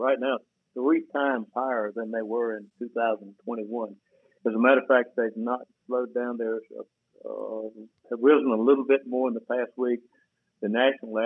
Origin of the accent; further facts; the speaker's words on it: Ashburn, Georgia, United States; moved away as an adult; also born or lived in Atlanta, Georgia; I was raised in Ashburn, Georgia